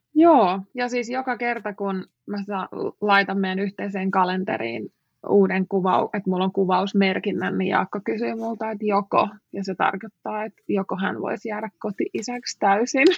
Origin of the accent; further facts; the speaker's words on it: Finland; moved away as an adult; also born or lived in United States; mä oon Suomesta